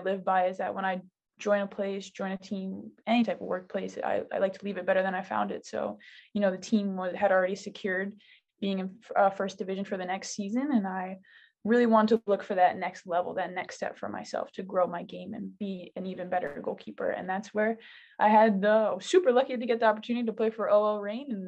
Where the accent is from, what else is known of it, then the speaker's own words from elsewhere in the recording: New York, United States; moved away as an adult; also born or lived in Miami / France; originally I'm from New York